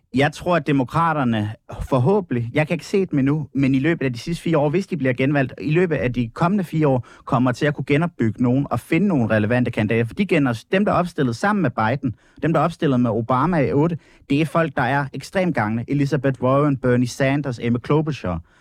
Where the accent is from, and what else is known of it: Denmark